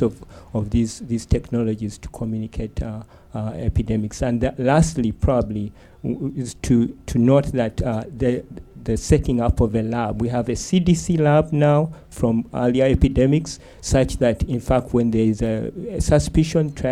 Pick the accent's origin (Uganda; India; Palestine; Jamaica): Uganda; moved away; I'm from Uganda, where we've dealt with several epidemics